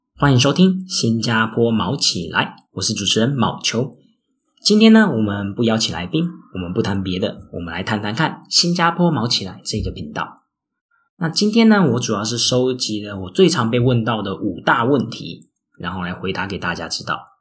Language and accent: Chinese; Taiwan; moved away as an adult; now in Singapore; 像我台湾人